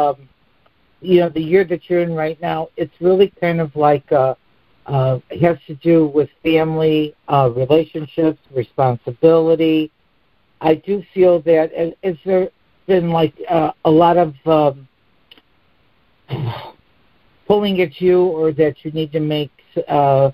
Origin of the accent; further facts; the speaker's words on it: Chicago, Illinois, United States; moved away as an adult; now in Florida, United States; I was born and raised here. Yeah. I'm a Chicago girl. But I've been in Florida for 42 years, and they told me I'd lose my accent. It hasn't happened yet